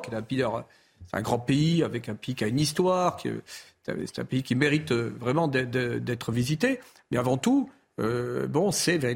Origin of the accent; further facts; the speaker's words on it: France; Bon, nous sommes français, le drapeau français, notre identité, tout cela n'est pas négociable.